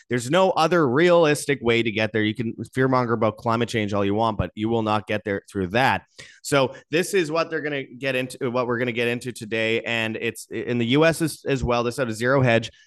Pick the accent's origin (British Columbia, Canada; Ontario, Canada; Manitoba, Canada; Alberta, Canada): Manitoba, Canada; near Winnipeg; in Winnipeg, just outside my hometown